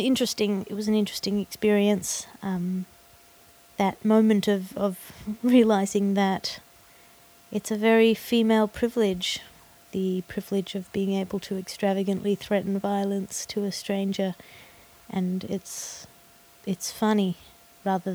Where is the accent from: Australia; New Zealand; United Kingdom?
Australia; in Australia my accent sounds a bit prissy